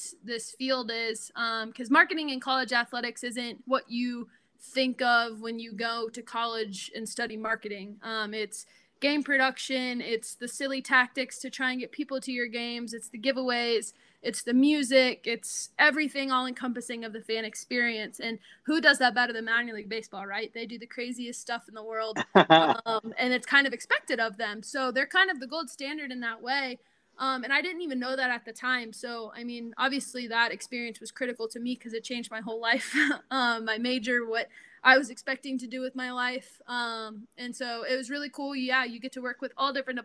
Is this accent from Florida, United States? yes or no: yes; Pensacola, Florida, United States; moved away as an adult; also born or lived in New Orleans; now in Norman, United States; I'm from Pensacola, Florida, and I danced at LaBelle Performing Arts